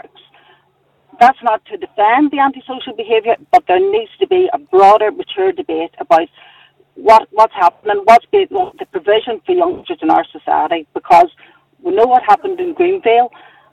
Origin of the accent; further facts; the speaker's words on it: Lurgan, Northern Ireland, United Kingdom; I'm from Lurgan